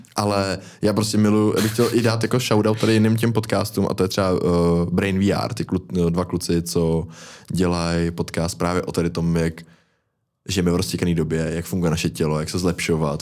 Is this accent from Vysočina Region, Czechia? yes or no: no; Most, Ústí nad Labem Region, Czechia; u nás v Mostě